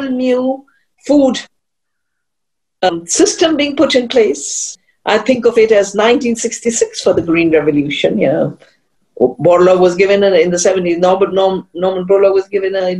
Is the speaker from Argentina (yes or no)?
no; central Himalaya, India; also born or lived in Canada; I'm from the Himalaya, central Himalaya